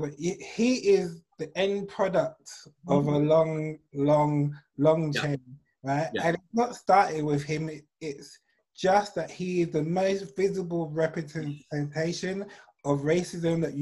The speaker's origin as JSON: {"language": "English", "region": "England", "country": "United Kingdom", "said": "I'm English"}